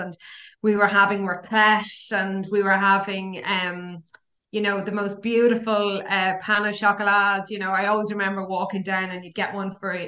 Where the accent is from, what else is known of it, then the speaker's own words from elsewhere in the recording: Dublin, Leinster, Ireland; moved away; I'm from Dublin